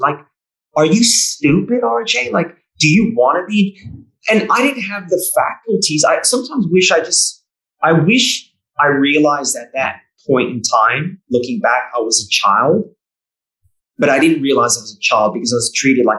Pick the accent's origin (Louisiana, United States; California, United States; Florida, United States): California, United States; Bay Area; moved away as an adult; also born or lived in New South Wales, Australia; now in Victoria, Australia; where I grew up in the Bay Area